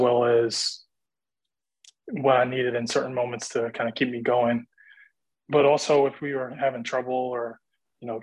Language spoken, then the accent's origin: English; Hempstead, New York, United States; I'm originally from Hempstead